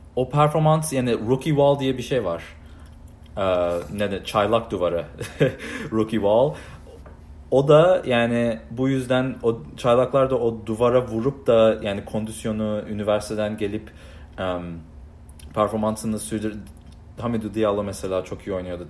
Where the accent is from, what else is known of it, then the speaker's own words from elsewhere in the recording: United States; also born or lived in Istanbul, Turkey (parents' origin); burada doğdum, büyüdüm. Annem babam Türk